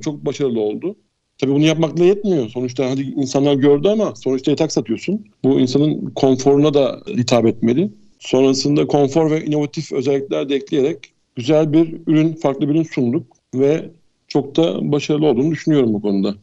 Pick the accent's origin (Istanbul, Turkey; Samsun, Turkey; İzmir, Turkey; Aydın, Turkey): İzmir, Turkey; Ben bin dokuz yüz yetmiş dokuz İzmir doğumluyum.